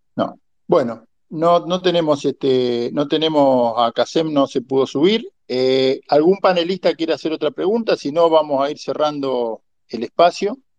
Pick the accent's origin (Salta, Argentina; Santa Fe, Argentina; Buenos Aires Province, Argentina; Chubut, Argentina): Santa Fe, Argentina; Rosario; yo soy de Rosario